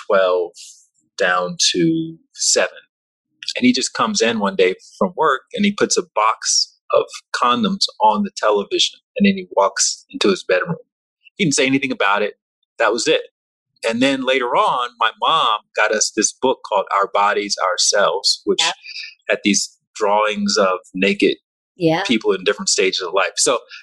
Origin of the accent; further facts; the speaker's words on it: Alabama, United States; I remember growing up in Alabama